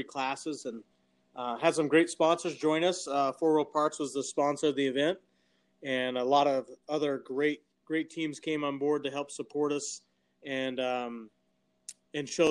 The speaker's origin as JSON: {"language": "English", "area": "Caliente", "region": "Nevada", "country": "United States", "tie": "born or raised there", "also_born_or_lived": "Las Vegas, Nevada", "moved": "as an adult", "said": "I was born and raised in Caledonia, Nevada, and moved to the Las Vegas area in 2004 after graduating from Lincoln County High School in 2002."}